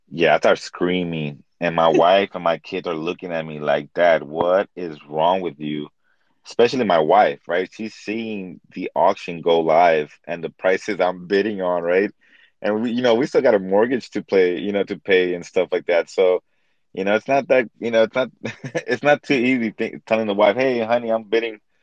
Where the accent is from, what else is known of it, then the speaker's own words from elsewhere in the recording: Los Angeles, California, United States; I was born in East LA. I come from Mexican American. Um I'm I'm a, I'm a first generation Mexican American. So my parents um they come from Mexico.